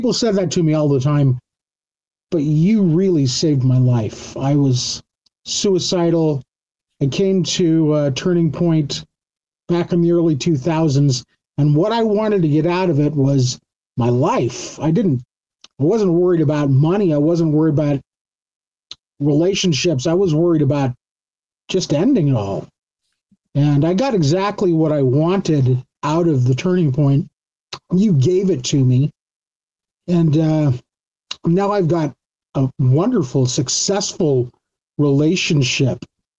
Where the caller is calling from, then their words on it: Cyprus; I'm calling from Cyprus.